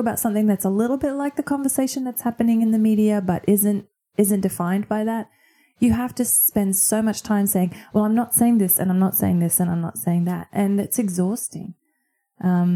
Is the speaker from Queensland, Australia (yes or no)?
yes; Queensland, Australia; moved away as an adult; also born or lived in United States; now in Brisbane, Australia; the churches that I grew up in here in Queensland